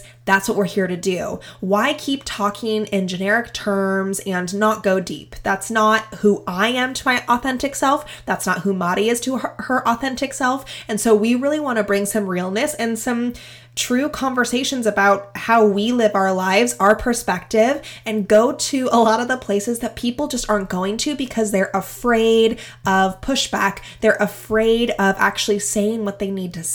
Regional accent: Pacific Northwest, United States; I've been born and raised in the Pacific Northwest

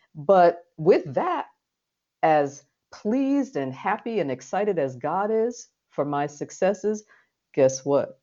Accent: New York City, New York, United States; this little brown girl who was born and raised in the Red Hook projects of Brooklyn, New York

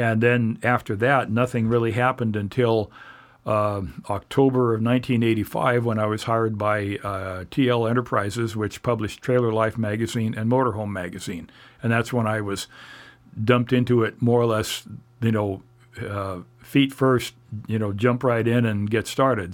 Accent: Oregon City, Oregon, United States; moved away as an adult; also born or lived in Orange County, California / Ventura, California / Indiana; I grew up in Oregon City in the Portland and Portland areas

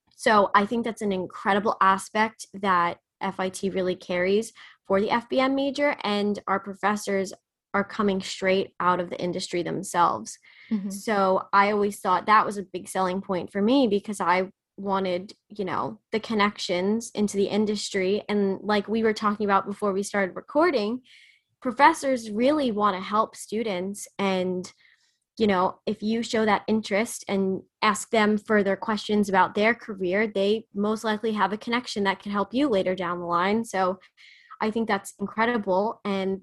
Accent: New Jersey, United States; now in New York, United States; New Jersey. So when I actually did Summer Live, I commuted back and forth into the city.

